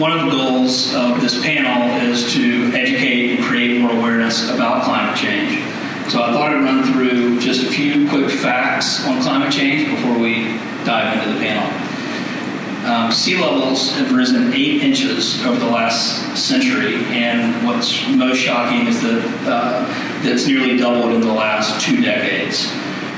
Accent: the South, United States; accent: Southern; I'm from the South

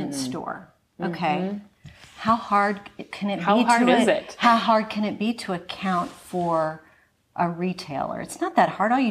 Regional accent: Fort Worth, Texas, United States; accent: Texas twang and Valley girl; also born or lived in Los Angeles, California; I grew up in Fort Worth, Texas, and also Los Angeles, California

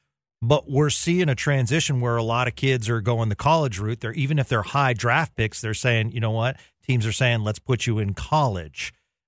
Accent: Boston, Massachusetts, United States; So I'm from the Boston area, grew up there

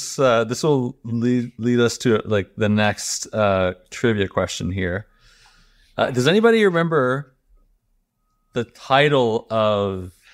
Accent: Canada; accent: Canadian; I think my Canadian accent used to be much, much stronger for some reason.

